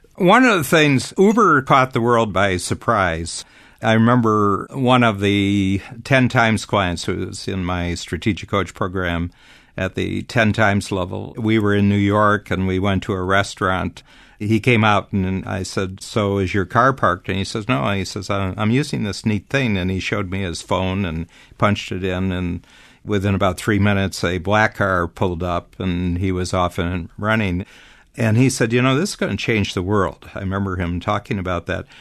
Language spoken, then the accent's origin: English; Toronto, Ontario, Canada; my hometown here in Toronto